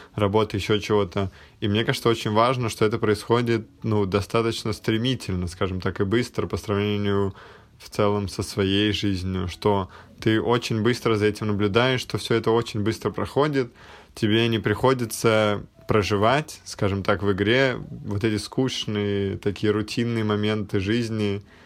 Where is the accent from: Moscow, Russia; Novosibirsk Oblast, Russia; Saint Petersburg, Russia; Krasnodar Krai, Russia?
Moscow, Russia; я, например, родился в Москве и как бы всю жизнь здесь живу, всю жизнь здесь рос